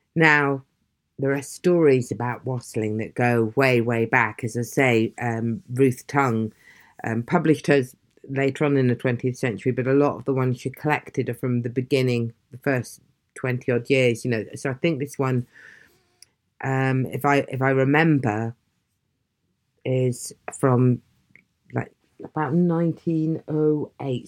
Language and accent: English; Aberdeen, Scotland, United Kingdom; moved away; also born or lived in South West England; I'm from Aberdeen originally, the same place Elizabeth Blackwell is fr-, was from